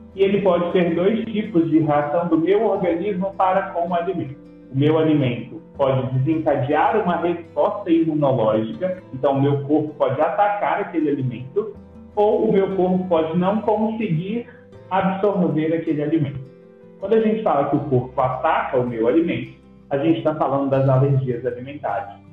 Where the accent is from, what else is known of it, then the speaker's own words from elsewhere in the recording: Lagamar, Minas Gerais, Brazil; moved away as an adult; also born or lived in Passos; now in Brasília, Brazil; Sou mineiro de Lagamar, uma cidadezinha próxima a Patos de Minas